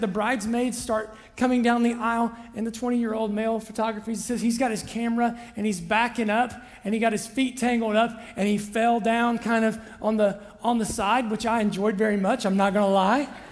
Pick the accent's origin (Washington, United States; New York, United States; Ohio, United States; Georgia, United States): Ohio, United States; Southern; I'm a kid from Southern Ohio